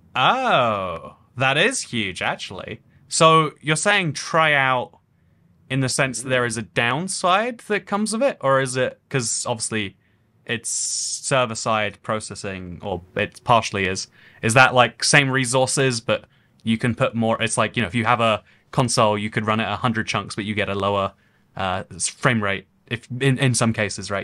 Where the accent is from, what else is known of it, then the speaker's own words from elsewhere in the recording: England, United Kingdom; I'm from England, but also the U K, but also Europe as a continent.